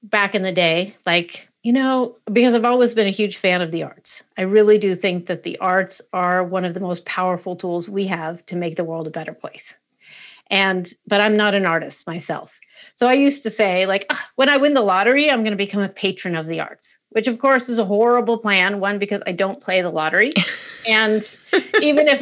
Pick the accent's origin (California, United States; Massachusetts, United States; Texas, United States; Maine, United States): Massachusetts, United States; Western; I grew up in Western Mass.